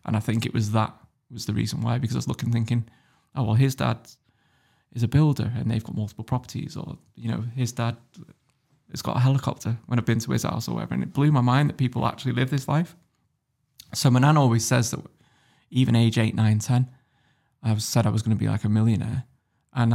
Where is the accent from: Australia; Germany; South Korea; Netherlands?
Germany; born there; also born or lived in United Kingdom; I was born in Germany, lived in Germany for a couple of years